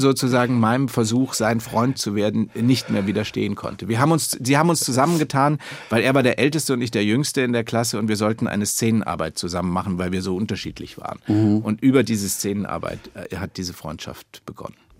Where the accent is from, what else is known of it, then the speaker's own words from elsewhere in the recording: Munich, Bavaria, Germany; now in Berlin, Germany; meiner Kindheit in München